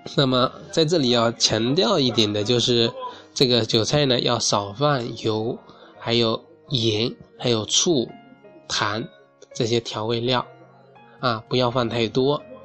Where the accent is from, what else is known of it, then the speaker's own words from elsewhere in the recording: southern China, China; 我作为一个南方人